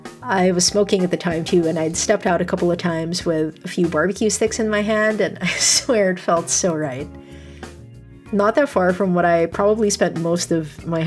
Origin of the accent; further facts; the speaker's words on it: Philippines; We love being Filipino, even though we shy away from parts of the culture sometimes.